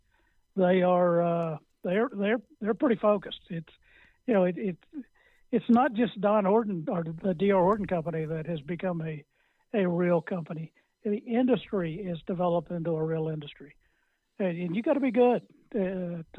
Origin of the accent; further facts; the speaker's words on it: Texas, United States; a guy growing up in Houghton City, Texas